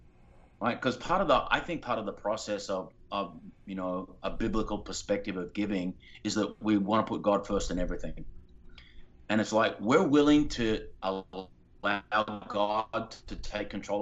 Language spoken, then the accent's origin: English; Australia; now in Los Angeles, United States; I was raised in Australia